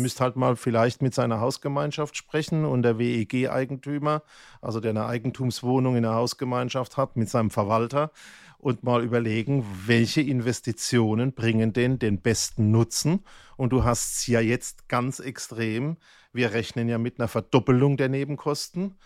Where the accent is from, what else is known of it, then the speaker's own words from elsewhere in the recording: Germany; ich bin ja Kurpfälzer